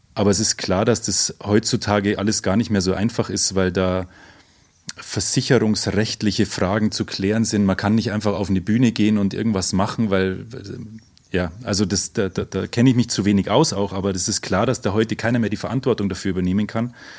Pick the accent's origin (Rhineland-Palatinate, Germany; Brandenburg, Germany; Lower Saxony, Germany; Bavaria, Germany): Bavaria, Germany; Oberammergau; Ich komme aus Oberammergau